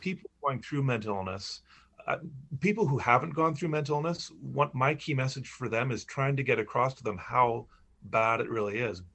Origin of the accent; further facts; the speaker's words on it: Charlotte County, New Brunswick, Canada; moved away as an adult; I grew up in Charlotte County.